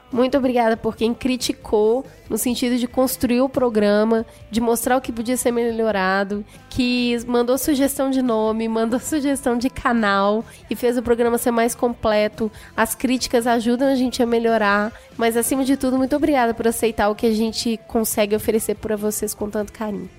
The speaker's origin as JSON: {"language": "Portuguese", "town": "Belo Horizonte", "region": "Minas Gerais", "country": "Brazil", "tie": "born or raised there", "moved": "as an adult", "lives_now": "São Paulo, Brazil", "said": "Eu nasci em Belo Horizonte e vivi em Belo Horizonte até meus 20, quase 30 anos"}